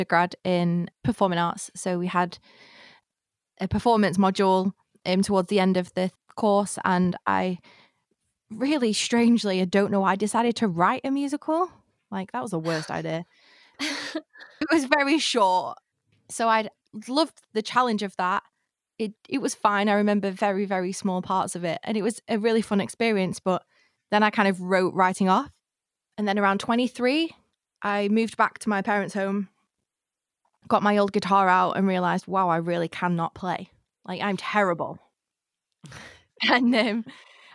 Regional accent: Blackpool, North West England, United Kingdom; my hometown does, which is Blackpool

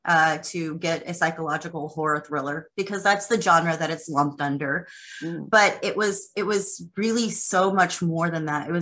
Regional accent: Texas, United States; I'm a Texas girl

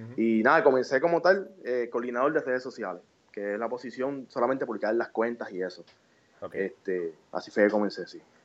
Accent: Puerto Rico; moved away as an adult; now in New York, United States; yo nací en Puerto Rico, me, crié allá y, fui a la escuela y fui a la, a UPR

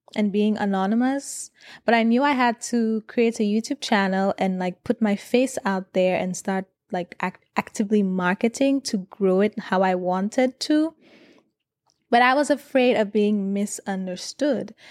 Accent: St. Lucia; moved away; I grew up in Saint Lucia

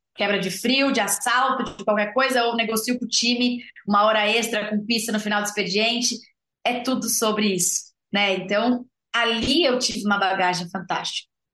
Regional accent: São Paulo, Brazil; moved away as an adult; also born or lived in Botucatu; eu sou uma zootecnista nascida e criada em São Paulo, capital

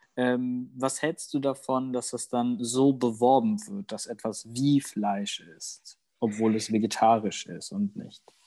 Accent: Germany; first language German; ich bin in Deutschland groß geworden und deswegen ist Deutsch meine Muttersprache

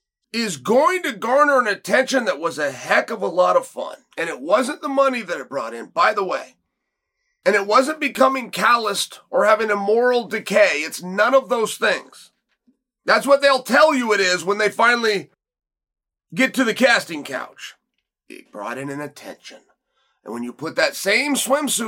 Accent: West Linn, Oregon, United States; I was born in West Lynn, but I will die in West Lynn. I will never leave.

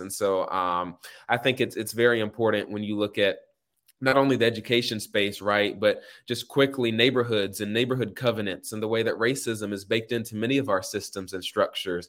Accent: Raleigh, North Carolina, United States; moved away as an adult; now in Atlanta, United States; I'm from the North Hills area. Grew up, uh, going to Douglas Elementary School

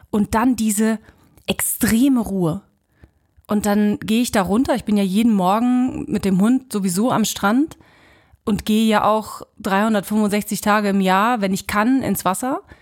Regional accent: Mecklenburg-Vorpommern, Germany; now in Kiel, Germany; Ich komme ja aus dem Osten, das heißt, ich bin an der Mecklenburger See, Usedom, das war mein

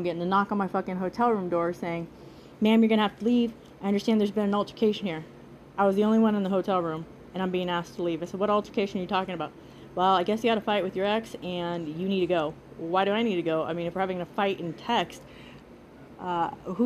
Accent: Nebraska, United States; now in Las Vegas, United States; we're from Nebraska.

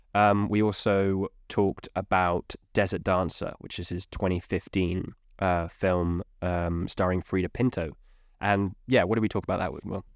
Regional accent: United Kingdom; I'm English Welshman

